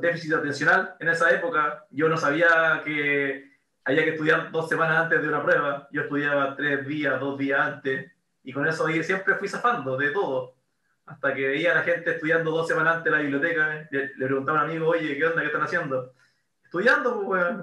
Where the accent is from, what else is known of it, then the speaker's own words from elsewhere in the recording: La Serena, Coquimbo, Chile; also born or lived in Valparaíso; en colegio, un colegio inglés católico acá en La Serena